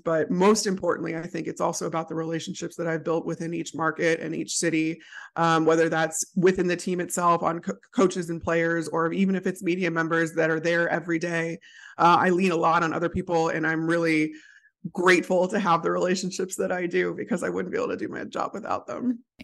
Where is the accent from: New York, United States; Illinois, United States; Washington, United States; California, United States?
Illinois, United States; outside Chicago; I grew up outside Chicago, grew up a Bears fan